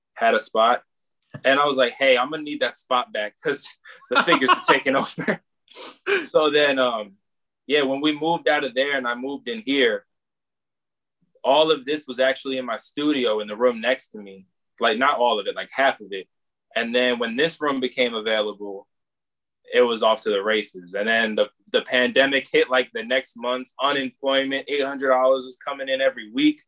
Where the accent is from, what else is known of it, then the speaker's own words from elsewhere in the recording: Long Island, New York, United States; I'm from Long Island